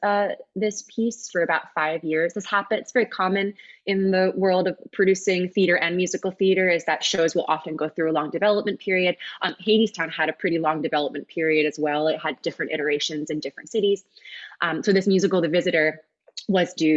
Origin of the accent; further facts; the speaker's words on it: Ardmore, Pennsylvania, United States; I grew up in Ardmore. I lived on St. Paul's Road